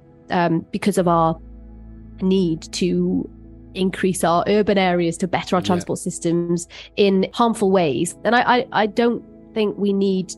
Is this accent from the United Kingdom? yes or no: yes; Wales, United Kingdom